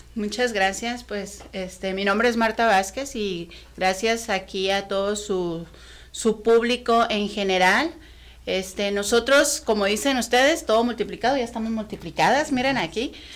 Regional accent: Mexico; nosotros como mexicanos

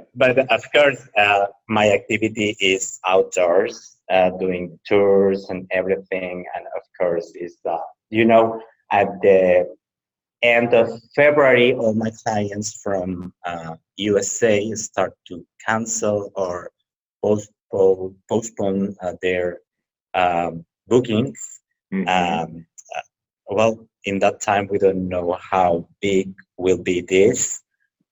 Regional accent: Tabasco, Mexico; English is a second language; also born or lived in Veracruz, Mexico / Mexico City, Mexico; now in Mérida, Mexico; I was born in Tabasco. It's the same at the south of Mexico.

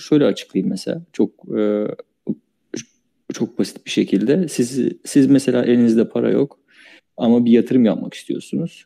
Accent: Çanakkale, Turkey; ben Çanakkale'liyim.

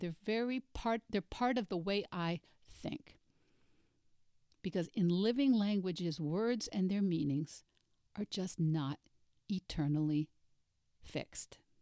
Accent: United States; As a Russian major and as an American, I grew up using the now obsolete Russian pronunciation

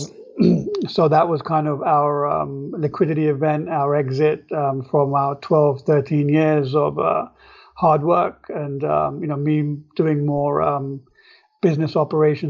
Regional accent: England, United Kingdom; moved away as an adult; now in New York, United States; I grew up in England, and I was at the University of London

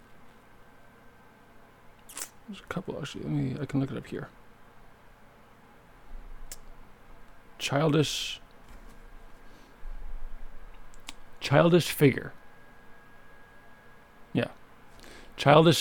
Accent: Winnipeg, Manitoba, Canada; moved away as an adult; now in Montreal, Canada; Winnipeg because it's my hometown

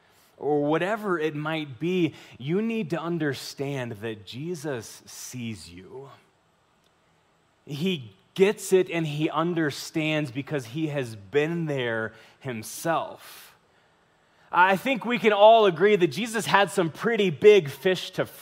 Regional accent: Pueblo, Colorado, United States; I can tell you from experience, because I'm from Pueblo, and all of my family's like, hey, listen, as soon as you're gone, I'm gone too.

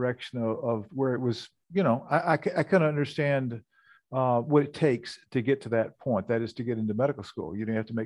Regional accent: Memphis, Tennessee, United States; moved away as an adult; also born or lived in Minnesota; I grew up in Memphis, Tennessee

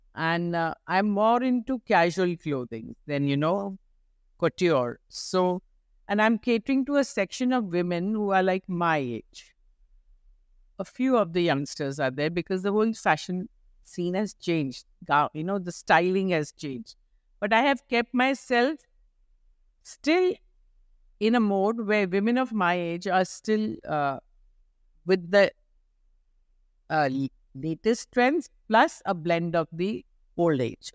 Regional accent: Mumbai, Maharashtra, India; moved away as an adult; now in Kolkata, India; I'm a girl from Bombay.

